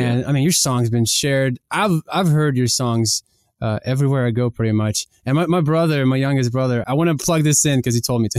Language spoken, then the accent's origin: English; Kyiv, Ukraine; now in United States; we grew up in Kiev, Ukraine